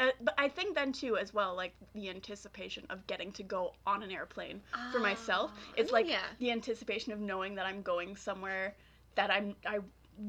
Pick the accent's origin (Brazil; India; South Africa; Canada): Canada; Waterloo, Ontario; also born or lived in Kitchener; my parents moved to where I am now